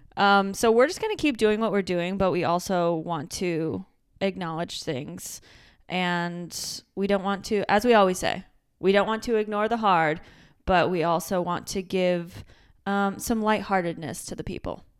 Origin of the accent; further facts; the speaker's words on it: Michigan, United States; accent: Michigan; my Michigan accent